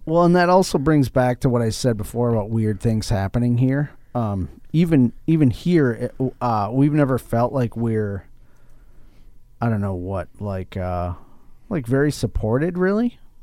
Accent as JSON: {"language": "English", "town": "Mankato", "region": "Minnesota", "country": "United States", "said": "I'm from Mankato here"}